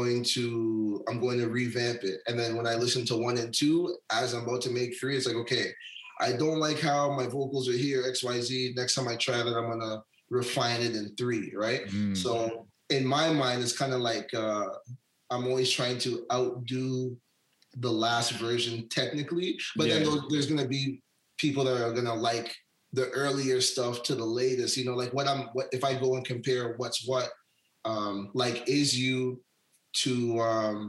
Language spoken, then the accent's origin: English; Hamilton, Ontario, Canada; moved away as an adult; now in Vancouver, Canada; I'm from out east, Hamilton. I grew up in Hamilton.